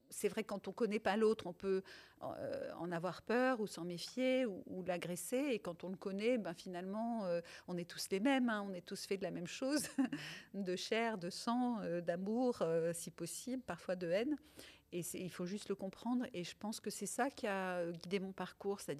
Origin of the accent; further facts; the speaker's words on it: France; first language Italian; also born or lived in Tunisia; je suis née en Tunisie. Je suis arrivée en France, j'avais trois ans, et mes parents sont italiens tous les deux. Et la langue maternelle qu'on pratiquait euh, à la maison, donc la langue qu'on parlait à la maison, c'était l'italien